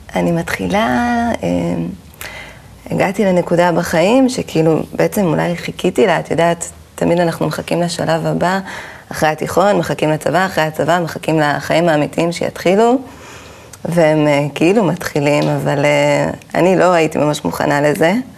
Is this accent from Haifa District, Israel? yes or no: yes; Caesarea, Haifa District, Israel; אני גדלתי בקיסריה